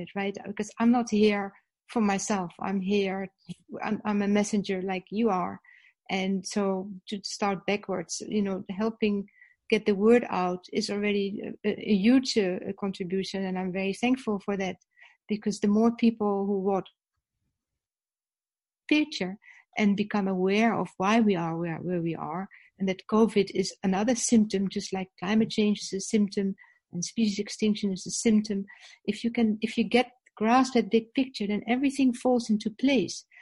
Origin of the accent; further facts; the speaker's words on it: Netherlands; first language Dutch; English is a second language; now in South Africa; I'm Dutch, that's my native language.